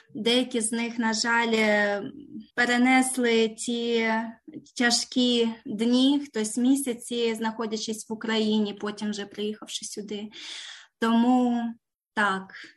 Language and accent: Ukrainian; Ukraine; moved away as an adult; now in Canberra, Australia; ми обидва з України